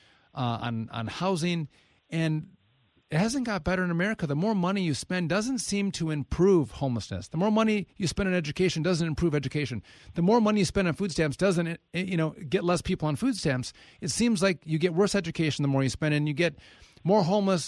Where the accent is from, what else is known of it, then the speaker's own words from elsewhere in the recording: Wisconsin, United States; I'm born and raised a Wisconsin guy.